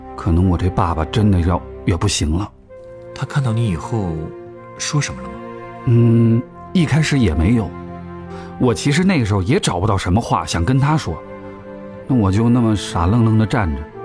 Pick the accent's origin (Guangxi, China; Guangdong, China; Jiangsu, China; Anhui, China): Guangxi, China; now in Beijing, China; 我老家在广西